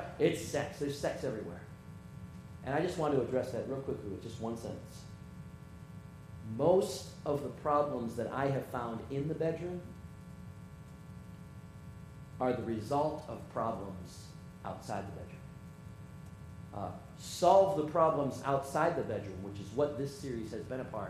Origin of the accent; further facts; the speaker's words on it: Michigan, United States; moved away; I grew up in Michigan